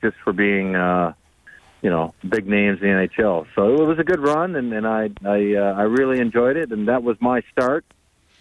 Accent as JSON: {"language": "English", "town": "Yarmouth", "region": "Nova Scotia", "country": "Canada", "also_born_or_lived": "British Columbia", "said": "I was from Western Canada out in British Columbia. And when we moved to Nova Scotia"}